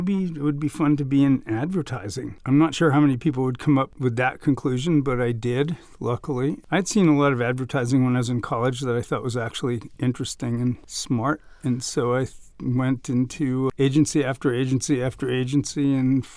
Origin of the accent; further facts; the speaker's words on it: Providence, Rhode Island, United States; moved away as an adult; now in Oakland, United States; I grew up in Rhode Island in Providence